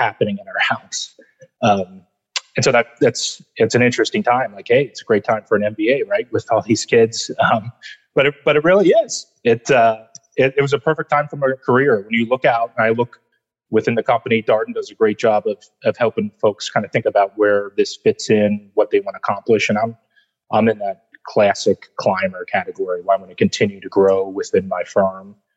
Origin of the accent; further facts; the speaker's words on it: Cincinnati, Ohio, United States; moved away; also born or lived in Davidson; I'm originally from Cincinnati, born and raised, went to Davidson